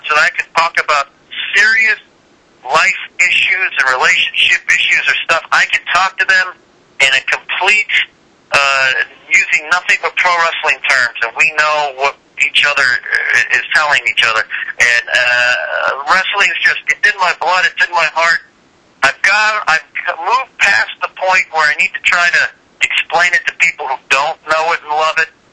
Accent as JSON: {"language": "English", "region": "California", "country": "United States", "tie": "born or raised there", "said": "I grew up in California."}